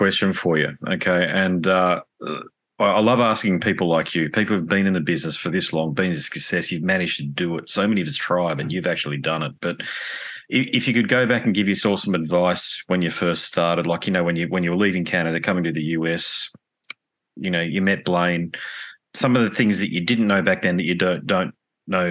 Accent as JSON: {"language": "English", "town": "Sydney", "region": "New South Wales", "country": "Australia", "said": "I'm from Sydney originally"}